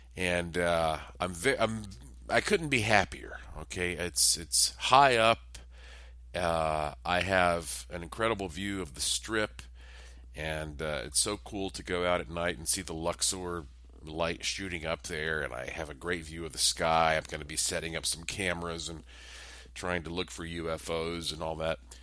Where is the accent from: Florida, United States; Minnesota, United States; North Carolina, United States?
North Carolina, United States; Asheville; also born or lived in Las Vegas, Nevada; my hometown of Asheville, North Carolina